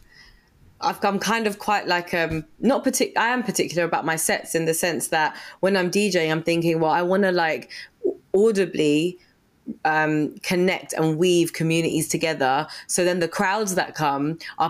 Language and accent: English; Zambia; I grew up in Zambia